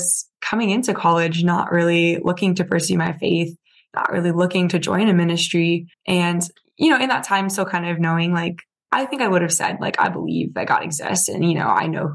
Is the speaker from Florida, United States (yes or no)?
no; Virginia Beach, Virginia, United States; I grew up in Virginia Beach